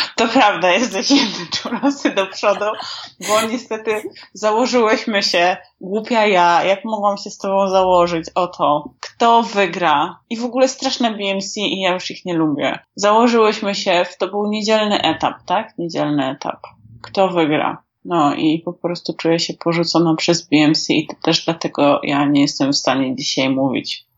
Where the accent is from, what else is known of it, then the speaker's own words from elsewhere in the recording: Warsaw, Masovian Voivodeship, Poland; Ja jestem dresiarą z Bemowa i się tego nie wstydzę. Nike po prostu na początku lat dziewięćdziesiątych, może drogie dzieci, nie wiedziałyście, to po prostu był szczyt szpanu i u mnie na dzielni